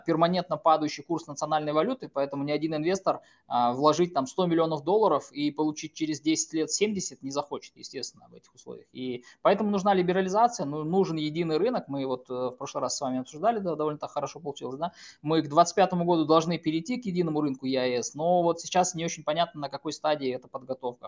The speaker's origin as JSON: {"language": "Russian", "country": "Kazakhstan"}